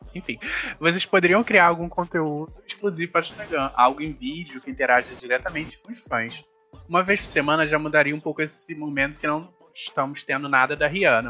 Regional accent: Brazil; eu sou brasileiro

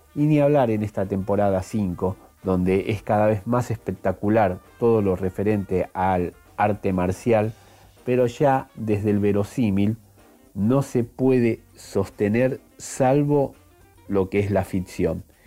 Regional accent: Buenos Aires Province, Argentina; nosotros que nos creíamos los Patrick del conurbano, terminamos siendo los Robocop argentinos

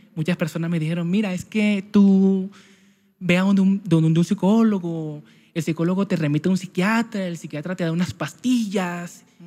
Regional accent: Santa Marta, Magdalena, Colombia; soy natural de Santa Marta Magdalena, costeño

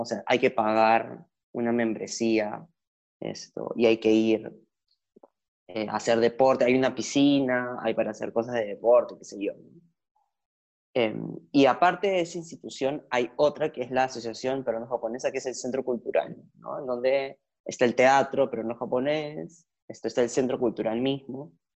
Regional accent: Lima, Peru; also born or lived in Argentina; yo no nací en Perú, nací en Argentina. Y mi familia migró completa a Lima cuando yo tenía dos años

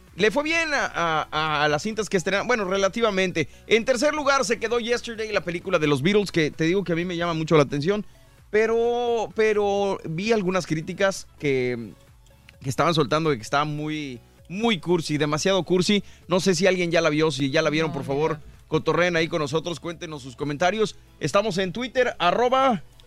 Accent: northern Mexico, Mexico; somos norteños

